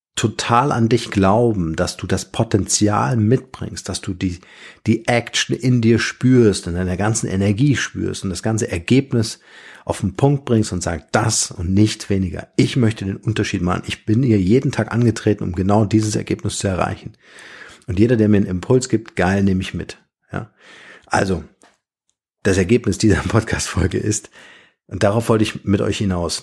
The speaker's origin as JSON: {"language": "German", "country": "Germany", "said": "bei uns in Deutschland"}